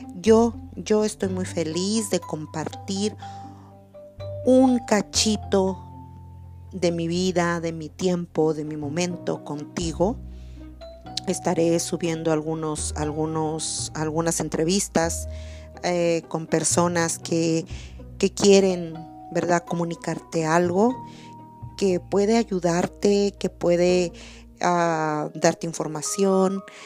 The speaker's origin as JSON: {"language": "Spanish", "town": "Acaponeta", "region": "Nayarit", "country": "Mexico", "moved": "yes", "lives_now": "California, United States", "said": "Yo soy de la ciudad de la ciudad de Acaponeta, Nayarit soy de Nayarit, soy de México."}